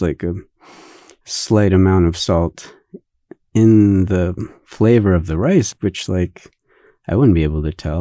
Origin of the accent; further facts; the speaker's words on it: United States; also born or lived in Japan; So I'm Japanese, but I grew up here most of my life. So I'm what they call a 1.5 generation immigrant.